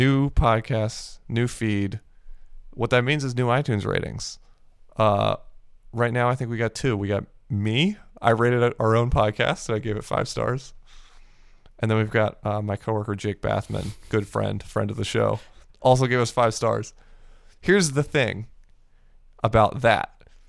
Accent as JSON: {"language": "English", "country": "Japan", "tie": "born or raised there", "said": "I grew up in Japan and I don't know wrestling."}